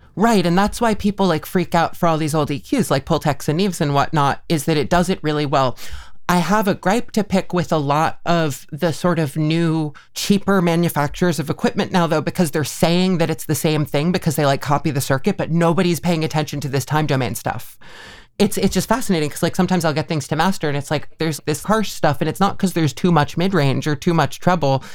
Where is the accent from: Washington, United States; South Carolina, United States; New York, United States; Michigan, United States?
New York, United States; Mahopac; now in Northampton, United States; Mayapac, New York, or Putnam County